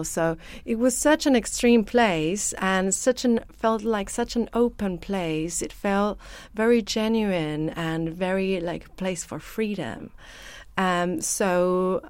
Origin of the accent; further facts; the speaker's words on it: Chile; English is a second language; moved away; since I come from Chile, I also like to put a little bit of what I've learned there as a kid